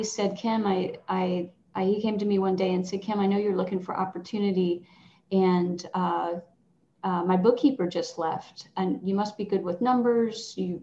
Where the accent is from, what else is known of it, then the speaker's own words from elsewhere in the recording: Southwest Virginia, United States; moved away as an adult; now in Williamsburg, United States; I grew up in Southwest Virginia.